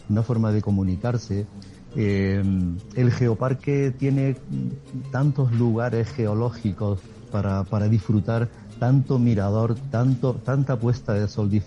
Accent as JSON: {"language": "Spanish", "area": "Granada", "region": "Andalusia", "country": "Spain", "said": "somos muchos los granadinos que en los últimos años estamos descubriendo el geoparque."}